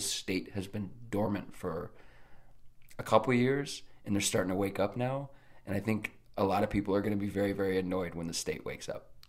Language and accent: English; Nebraska, United States; I was from Nebraska